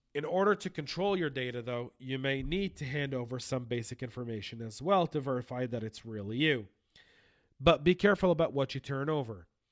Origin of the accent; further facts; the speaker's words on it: United States; us Americans